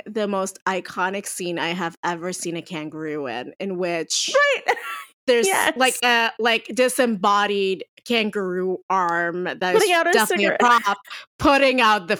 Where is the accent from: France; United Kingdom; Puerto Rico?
Puerto Rico; as someone who grew up in an island near the shore, right? So like, I grew up in Puerto Rico. I literally was 5 minutes away from the beach at all times in my parents' house.